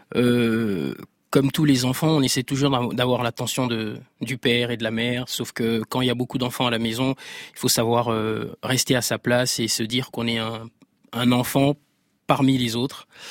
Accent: Libreville, Estuaire, Gabon; j'ai grandi au Gabon. Je suis né, au, je suis né à Libreville

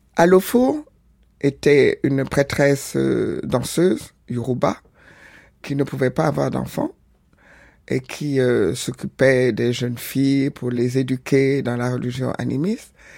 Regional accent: Senegal; also born or lived in Porto-Novo, Benin; je suis né au Bénin, à Porto Novo, grandi au Sénégal.

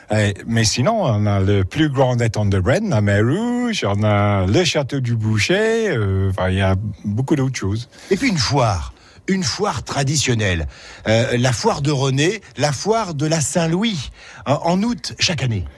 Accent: England, United Kingdom; French is a second language; moved away as an adult; now in Rosnay, France; je suis anglais

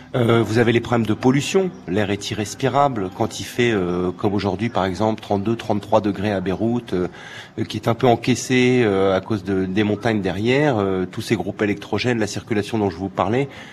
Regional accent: Paris, Île-de-France, France; moved away as an adult; also born or lived in United States; now in Beirut, Lebanon; Moi, j'ai grandi à Paris

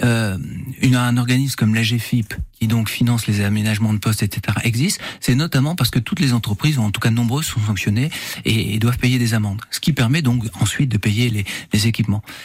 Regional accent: France; on est français

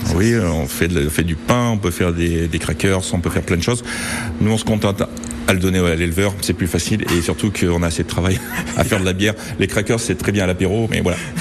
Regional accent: Auvergne-Rhône-Alpes, France; Je suis auvergnat

